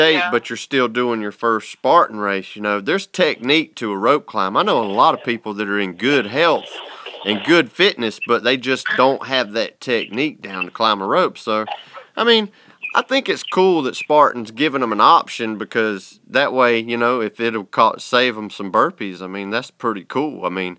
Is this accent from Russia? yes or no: yes; Russia; I'm from Russia. I feel no cold.